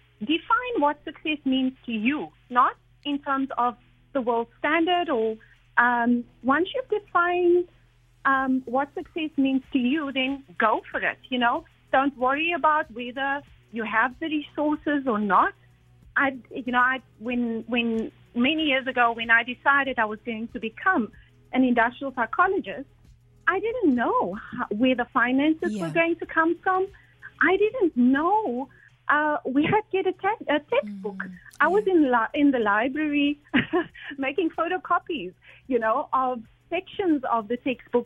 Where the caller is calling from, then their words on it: Abu Dhabi, United Arab Emirates; I am calling from Abu Dhabi